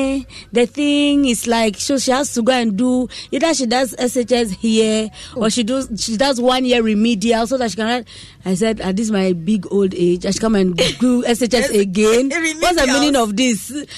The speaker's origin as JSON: {"language": "English", "country": "Nigeria", "tie": "born or raised there", "moved": "as an adult", "lives_now": "Ghana", "said": "What's the story? I mean, Miti Nigeria. I grew up there."}